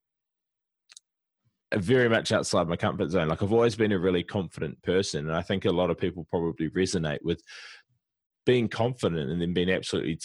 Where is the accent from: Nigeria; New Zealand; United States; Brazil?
New Zealand; now in Brisbane, Australia; I live in Brisbane, Australia. I'm originally from New Zealand